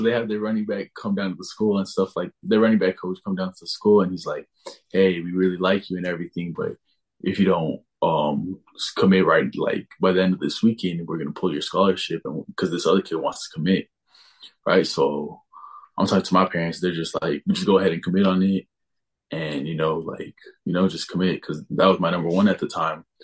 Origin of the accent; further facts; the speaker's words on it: El Paso, Texas, United States; I grew up in El Paso, Texas.